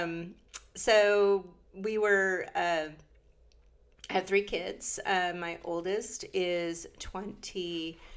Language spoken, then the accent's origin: English; Illinois, United States; moved away as an adult; I grew up in Illinois on a farm